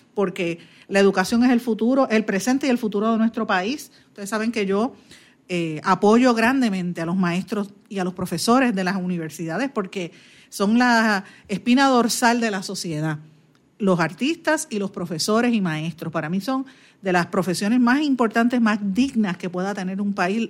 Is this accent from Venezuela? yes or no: no; Guaynabo, Puerto Rico; mi pueblo de Guainabo